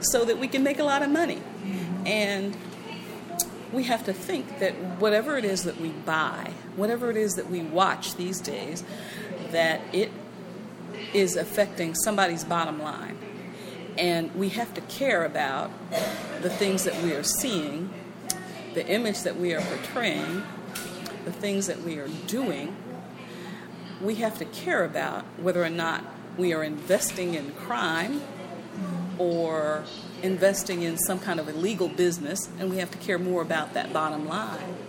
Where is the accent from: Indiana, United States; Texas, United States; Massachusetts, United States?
Indiana, United States; Indianapolis; I grew up in Indianapolis, not not over here